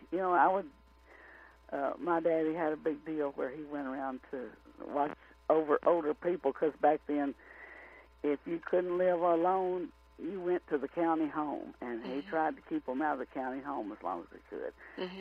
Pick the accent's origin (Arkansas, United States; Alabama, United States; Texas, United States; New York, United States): Arkansas, United States; Rector; my hometown of Rector, Arkansas